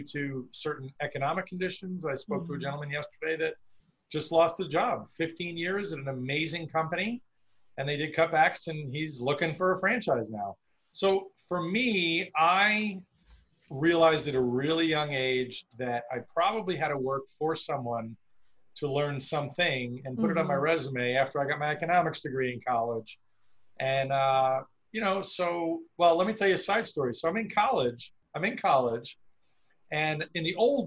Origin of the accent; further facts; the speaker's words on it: Long Island, New York, United States; the beach where I grew up in New York on Long Island